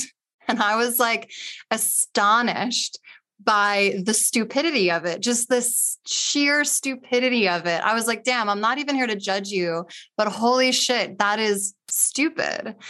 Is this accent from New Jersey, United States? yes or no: yes; Cinnaminson, New Jersey, United States; also born or lived in Camden, New Jersey; grew up in, um, white suburban middle class school with, like, three black people